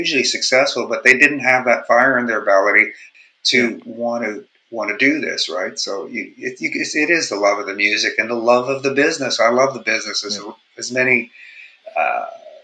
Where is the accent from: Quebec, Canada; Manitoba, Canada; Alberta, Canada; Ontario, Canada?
Manitoba, Canada; Winnipeg; moved away as an adult; also born or lived in Vancouver; I'm originally from Winnipeg